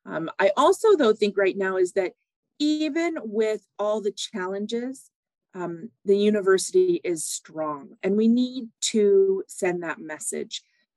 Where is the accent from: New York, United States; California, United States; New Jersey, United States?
California, United States; also born or lived in Barrow; I grew up partially in Northern California. That's where my mom is from.